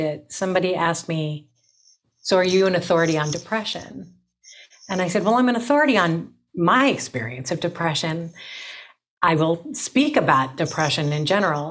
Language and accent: English; Cleveland, Ohio, United States; born and raised in Cleveland, Ohio